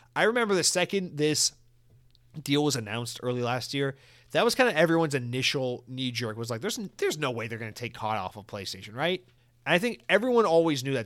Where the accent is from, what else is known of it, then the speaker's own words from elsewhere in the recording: United States; I'm American and I guess I got it in my blood